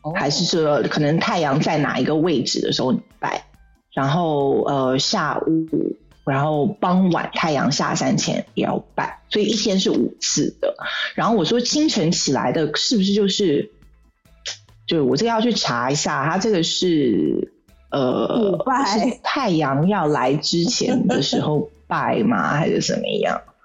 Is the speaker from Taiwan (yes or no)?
yes; Taipei, Taiwan; moved away as an adult; also born or lived in Shanghai, China; now in Saudi Arabia; 我离开我出生的地方，台北